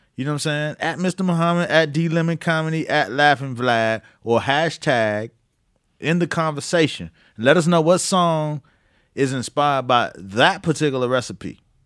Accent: Miami, Florida, United States; moved away as an adult; also born or lived in New York; I'm from Miami

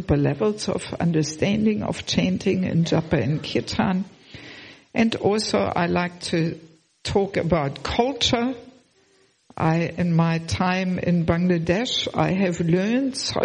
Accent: Germany; moved away as an adult; also born or lived in Sydney, Australia / former Soviet Union; originally I'm from Germany, but I have never lived in Germany as a devotee. I left already Germany about 34 years ago

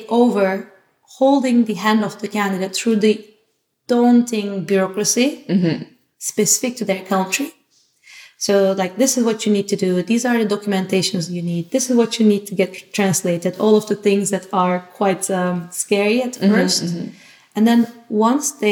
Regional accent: Turkey; now in Amsterdam, Netherlands; I'm from Turkey.

